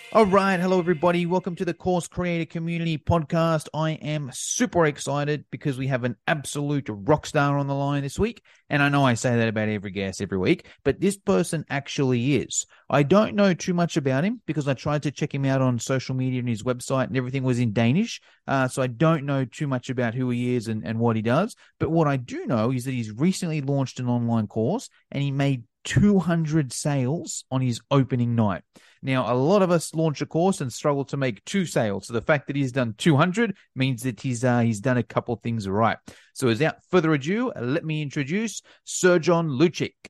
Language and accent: English; Australia; me in Australia, you know, I've got some advantages being Australian